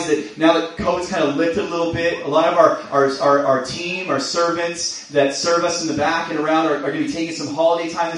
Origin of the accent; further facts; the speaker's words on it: Chilliwack, British Columbia, Canada; I was born and raised in Chilliwack